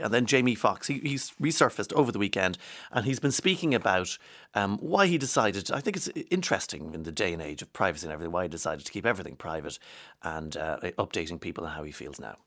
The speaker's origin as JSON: {"language": "English", "town": "Inniskeen", "region": "County Monaghan", "country": "Ireland", "also_born_or_lived": "East Cork", "said": "I'm from Enniskeen in Monaghan"}